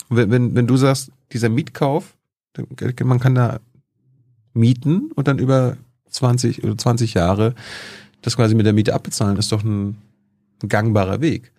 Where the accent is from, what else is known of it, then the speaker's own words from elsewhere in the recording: East Germany, Germany; Ich bin ja ostdeutsch.